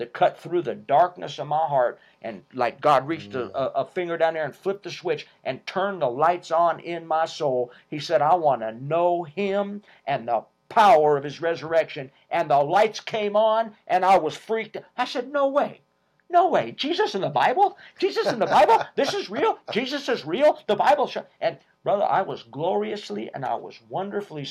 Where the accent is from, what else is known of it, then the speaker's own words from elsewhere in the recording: Las Vegas, Nevada, United States; I'm from Las Vegas, Nevada. I grew up in Las Vegas, Nevada.